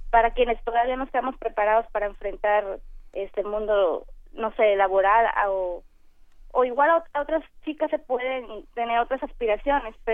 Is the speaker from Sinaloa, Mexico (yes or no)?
yes; Culiacán, Sinaloa, Mexico; Yo soy de Culiacán, Sinaloa.